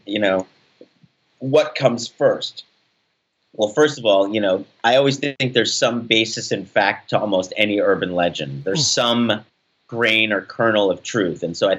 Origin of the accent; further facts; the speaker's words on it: Staten Island, New York, United States; I guess I was always told that my hometown was so idyllic, you know